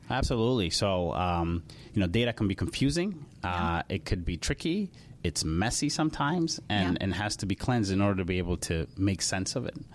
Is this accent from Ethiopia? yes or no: yes; Ethiopia; also born or lived in Charlotte, North Carolina; now in Minneapolis, United States; I was born in Ethiopia, and my dad uh, farmed about 400 acres of corn, wheat, and cotton